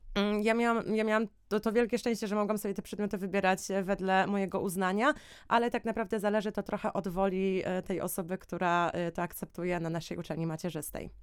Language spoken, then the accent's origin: Polish; Poland; my byliśmy w czwórkę, czwórka Polaków